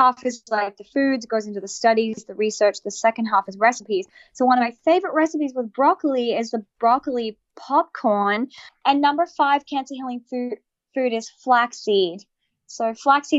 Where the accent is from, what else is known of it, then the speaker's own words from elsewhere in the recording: Australia; I'm Australian